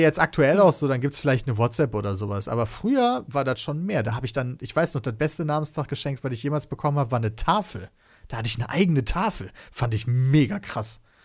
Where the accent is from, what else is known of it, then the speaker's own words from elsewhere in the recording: Kevelaer, North Rhine-Westphalia, Germany; also born or lived in Wesel; ich bin in Kevler geboren